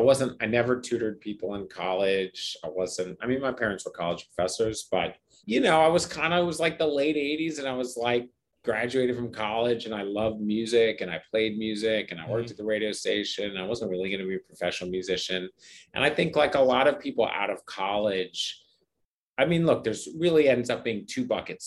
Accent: Philadelphia, Pennsylvania, United States; I'm from Philadelphia.

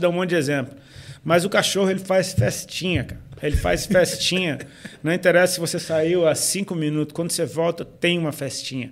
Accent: Brazil; a gente é brasileiro

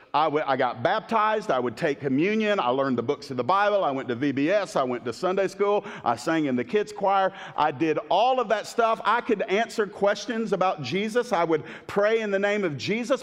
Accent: Miami, Florida, United States; where I was born in Miami

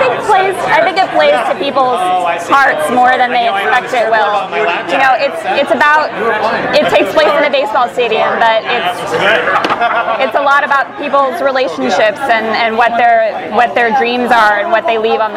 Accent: Los Angeles, California, United States; I was born and raised in Los Angeles

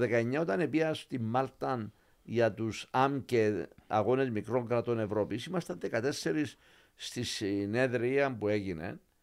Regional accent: Limassol, Limassol District, Cyprus; Και, και λέμε Λεμεσόν. Την, αγαπώ την πόλη μου πάρα πάρα πολύ

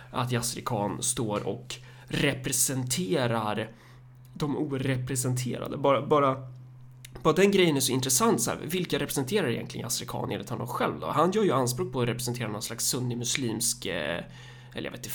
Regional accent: Sweden; Alltså hur det söndrar oss som, som liksom svenskar.

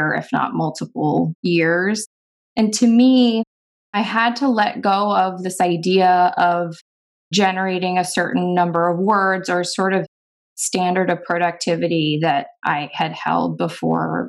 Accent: East Coast, United States; now in Oregon, United States; I'm actually from the East Coast, but I'm a West Coast convert.

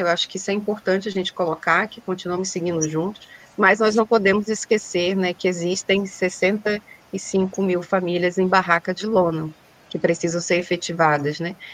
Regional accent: Pará, Brazil; now in Rio de Janeiro, Brazil; eu sou do estado do Pará, hoje moro no Rio de Janeiro

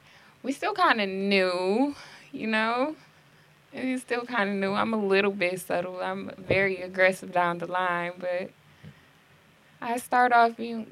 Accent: Detroit, Michigan, United States; I grew up on Detroit's west side, you know, best side

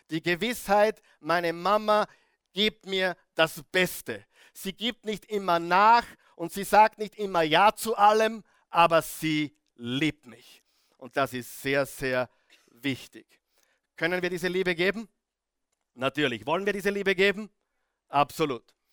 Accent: Salzburg, Austria; Wo ich aufgewachsen bin, in, äh, im salzburgerischen Tennengau, wir haben wirklich die Freiheit genossen, draußen Zeit verbracht

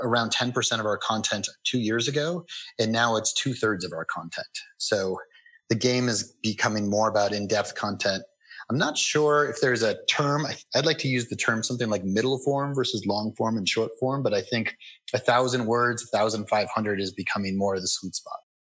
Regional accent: Colorado, United States; I moved back to my hometown in Colorado

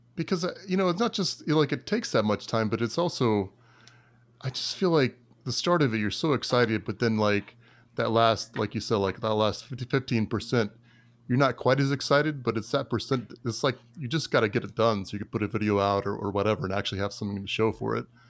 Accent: Tampa Bay area, Florida, United States; I'm from, uh, the Tampa Bay area

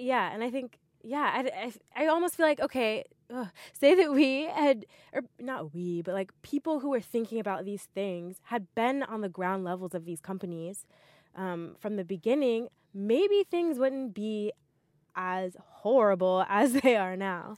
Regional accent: Montgomery, Alabama, United States; moved away; I'm from Montgomery, Alabama

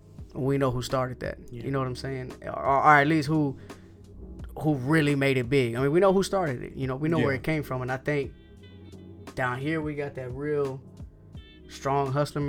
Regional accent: the South, United States; First of all, we're from the South, the country. You know what I mean? And then aside from us being country, it's a lot of Mexicans, it's a lot of Latinos, there's a lot of Mexicans here.

